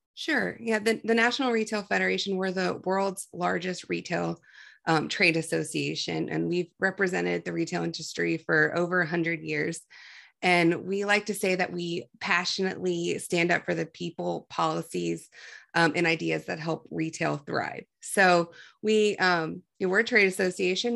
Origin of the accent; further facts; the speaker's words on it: Ohio, United States; from Ohio